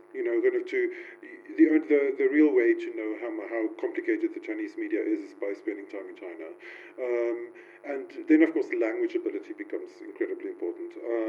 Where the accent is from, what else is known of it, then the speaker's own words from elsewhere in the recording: South Africa; I come from South Africa.